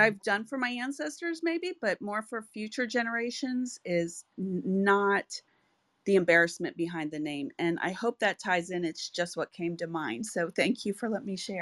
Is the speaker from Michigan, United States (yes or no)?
yes; Saginaw, Michigan, United States; I was born in Saginaw, Michigan